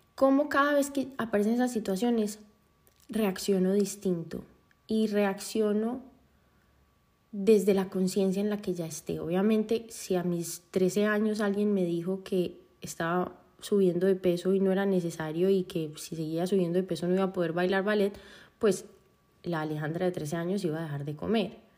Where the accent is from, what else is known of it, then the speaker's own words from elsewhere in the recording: Medellín, Antioquia, Colombia; yo nací en Medellín